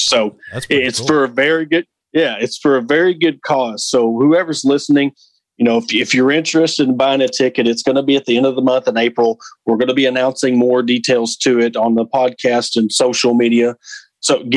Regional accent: Ozark, Arkansas, United States; my hometown in Ozark

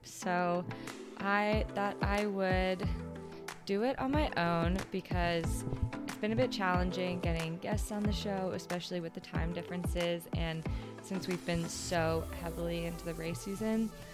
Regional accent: West Vancouver, British Columbia, Canada; also born or lived in Whistler; I grew up in West Vancouver and Whistler, which is, like, the most sheltered areas probably in Canada

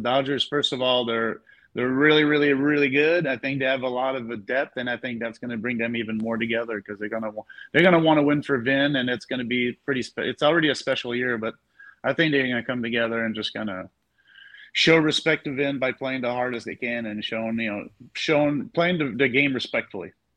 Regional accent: Montreal, Quebec, Canada; moved away; I'm from Montreal.

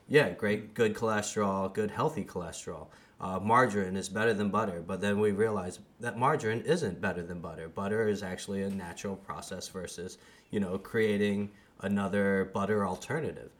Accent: United States; I'm from the States

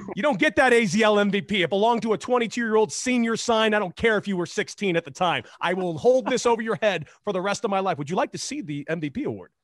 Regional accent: Los Angeles, California, United States; I grew up in Los Angeles, California

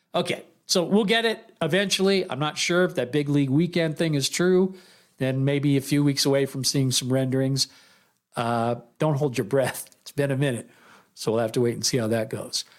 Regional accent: Oakland, California, United States; moved away as an adult; also born or lived in San Leandro, California; now in Las Vegas, United States; I'm from the East Bay. I'm from Oakland originally, all the way through junior high, then moved to San Leandro and uh, uh, did high school there in SL at Pacific High School

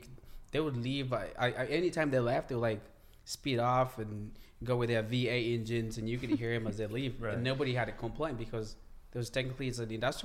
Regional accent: Kenya; now in United States; I grew up in Kenya. I came to the U.S. 2010, I believe.

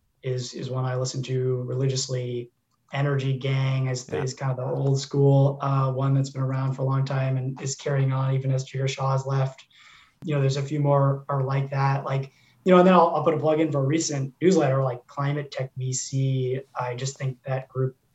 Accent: Oakland, California, United States; we grew up in Oakland, California

